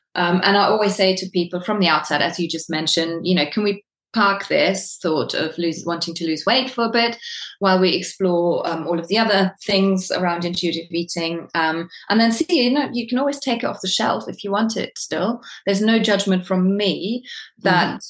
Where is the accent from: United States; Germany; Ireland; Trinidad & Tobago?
Germany; now in United Kingdom; I am from Germany originally, but I've been living in the UK for more than I haven't.